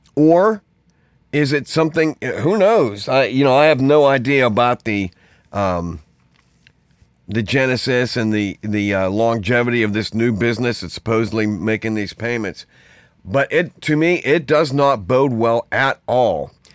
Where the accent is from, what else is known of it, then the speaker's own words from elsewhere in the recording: Pittsburgh, Pennsylvania, United States; I grew up in Pittsburgh, in the city.